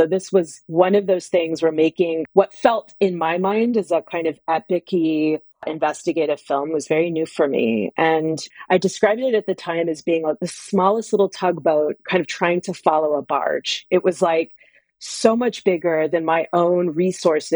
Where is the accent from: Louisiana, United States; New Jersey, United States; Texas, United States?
Texas, United States; I grew up in Texas.